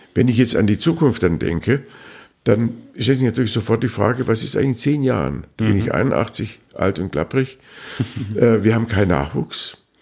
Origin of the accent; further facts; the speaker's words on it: Schwäbisch Hall, Baden-Württemberg, Germany; also born or lived in Frankfurt; now in Detmold, Germany; und der ist in Schwäbisch Hall geboren worden